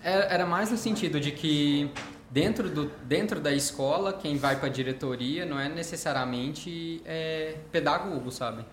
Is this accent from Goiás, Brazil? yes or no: no; Uberlândia, Minas Gerais, Brazil; atendo aqui na cidade de Uberlândia, é, nascido e criado aqui